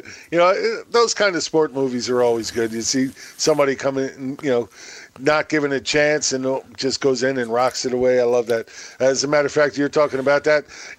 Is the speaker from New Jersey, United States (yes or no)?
no; Mount Vernon, New York, United States; he grew up in my hometown.